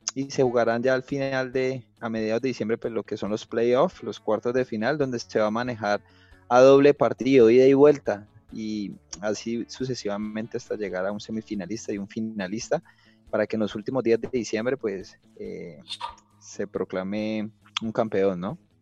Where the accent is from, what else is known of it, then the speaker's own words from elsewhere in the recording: Cali, Valle del Cauca, Colombia; soy caleño y conozco mi ciudad